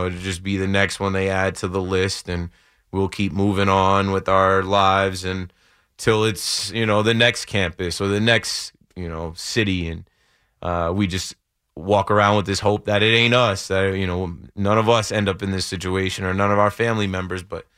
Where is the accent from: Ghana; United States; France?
United States; But just because I'm an American and we deal with this way too much, it seems like it's way too common.